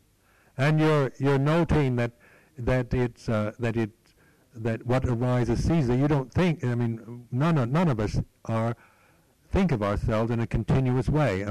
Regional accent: United States; now in England, United Kingdom; I was born in America, that I'm an American

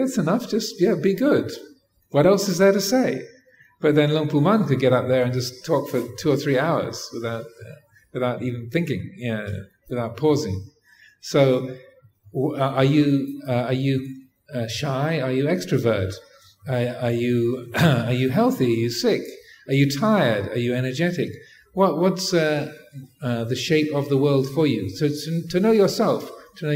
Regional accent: England, United Kingdom; I grew up in England

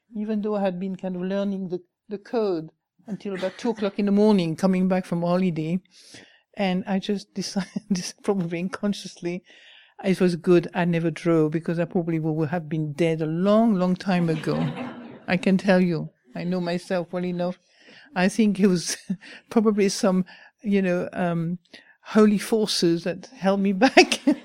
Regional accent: France; moved away; I come from France

